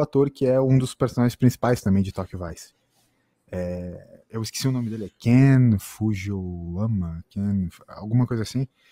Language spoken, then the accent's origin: Portuguese; Brazil; a gente que é brasileiro